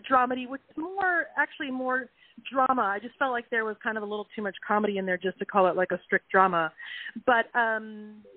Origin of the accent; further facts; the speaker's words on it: Orange County, California, United States; I'm from Orange County, which is close, of course, but it does feel like a different world down there